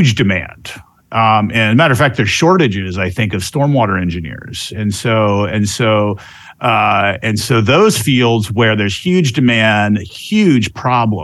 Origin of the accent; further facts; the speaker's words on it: Central Florida, United States; also born or lived in Georgia; I'm actually from this area. I'm from Central Florida.